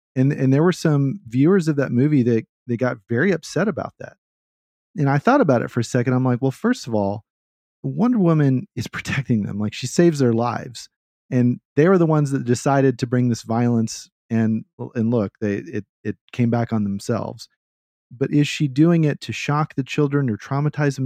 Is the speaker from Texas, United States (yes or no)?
yes; Texas, United States; I'm, I'm from Texas.